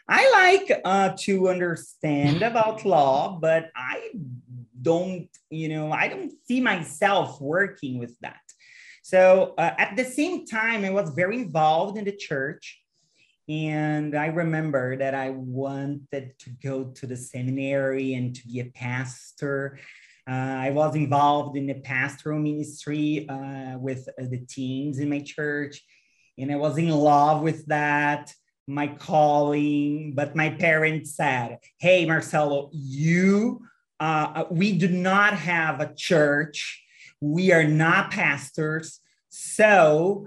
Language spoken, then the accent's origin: English; Brazil; I'm from Brazil and I'm 35 years old